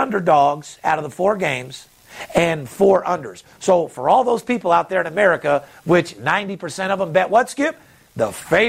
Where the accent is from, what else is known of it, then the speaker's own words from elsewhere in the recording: Las Vegas, Nevada, United States; I'm third generation born and raised in Las Vegas